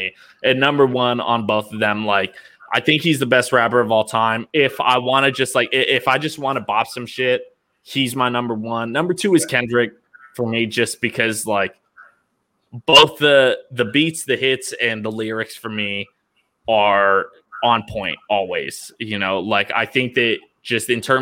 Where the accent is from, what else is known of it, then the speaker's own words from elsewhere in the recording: Bay Area, California, United States; I'm from the Bay Area.